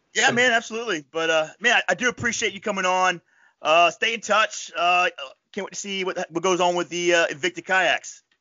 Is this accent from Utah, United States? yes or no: no; Florida Panhandle, United States; moved away; I grew up in the Panhandle